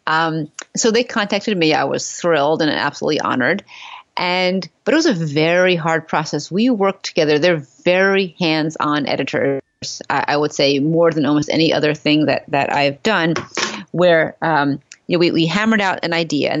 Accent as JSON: {"language": "English", "town": "New York City", "region": "New York", "country": "United States", "said": "I'm from Manhattan. I don't own a car."}